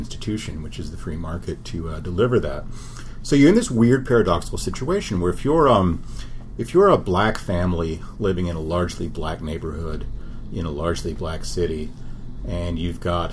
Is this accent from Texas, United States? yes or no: yes; Lubbock, Texas, United States; When I was growing up in Texas in the 70s and 80s, my home school district in Lubbock was under a federal desegregation order